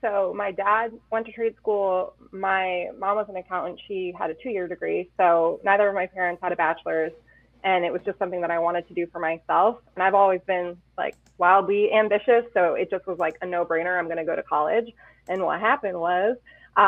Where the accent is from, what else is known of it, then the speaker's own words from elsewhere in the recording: South Windsor, Connecticut, United States; also born or lived in Tolland, Connecticut; I'm from Connecticut. I grew up in South Windsor, and I now live out in Tolland.